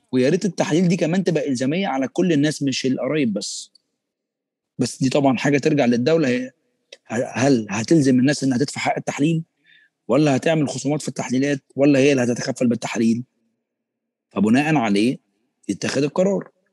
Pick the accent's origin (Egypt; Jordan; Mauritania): Egypt; احنا كمصريين